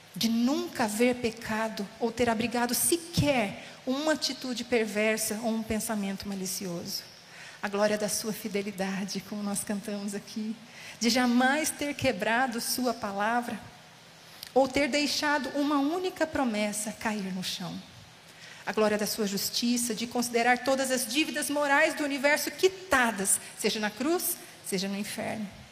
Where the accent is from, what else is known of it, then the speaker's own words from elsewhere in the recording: Casa Branca, São Paulo, Brazil; moved away as an adult; also born or lived in Ubatuba / Taubaté; now in São Paulo, Brazil; Eu sou de Casa Branca, interior de São Paulo